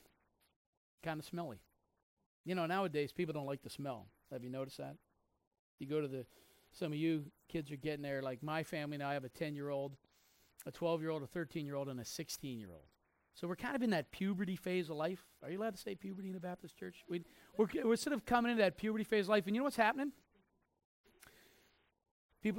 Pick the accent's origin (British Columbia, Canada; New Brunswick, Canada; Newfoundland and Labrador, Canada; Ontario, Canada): New Brunswick, Canada; Mizpeh; I was born in Mizpeh, New Brunswick